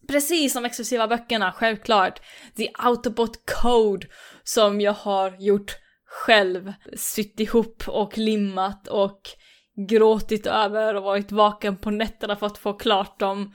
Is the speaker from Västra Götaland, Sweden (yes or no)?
yes; Gothenburg, Västra Götaland, Sweden; accent: Gothenburg dialect (göteborgska); Här kommer jag med min göteborgska